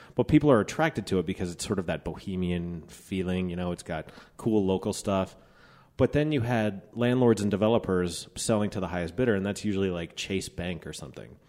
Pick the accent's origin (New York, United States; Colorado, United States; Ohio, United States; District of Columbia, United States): Colorado, United States; Applewood; also born or lived in Denver, Colorado; I grew up in Applewood, so where Teller's is, I grew up two blocks from there at Sixteenth and Youngfield.